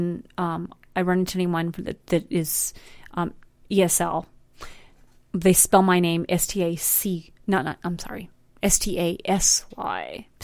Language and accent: English; Brighton, Colorado, United States; also born or lived in Fort Lupton, Colorado; So a genuine Hispanic. Latina. I'm from Brighton, man. I grew up in Fort Lupton in Brighton.